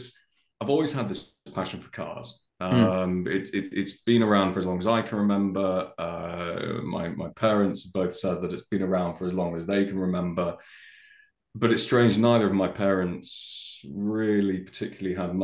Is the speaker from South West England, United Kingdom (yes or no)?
yes; the Cotswolds, South West England, United Kingdom; living and growing up in the Cotswolds